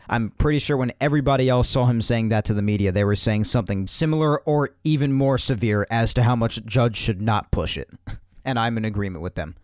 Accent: New York, United States; I'm a New Yorker

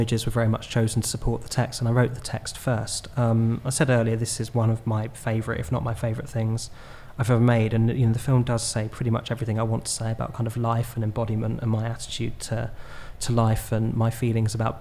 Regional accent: Horley, South East England, United Kingdom; now in London, United Kingdom; my hometown, which is Hawley in Surrey near Gatwick Airport

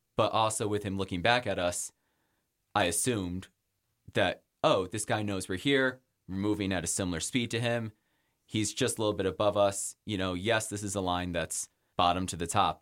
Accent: Rochester, New York, United States; also born or lived in Pittsburgh, Pennsylvania / Boston; now in Jackson, United States; I grew up in Rochester, New York

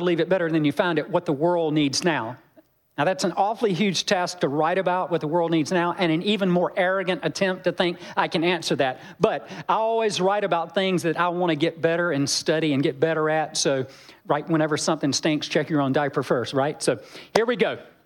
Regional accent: Georgia, United States; I'm from Georgia

